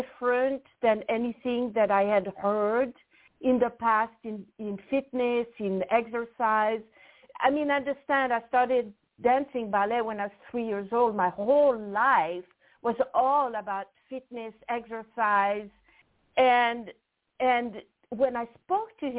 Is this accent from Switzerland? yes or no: yes; French part of Switzerland, Romandy, Switzerland; English is a second language; moved away; So I'm from actually the French part of Switzerland, and I grew up on a farm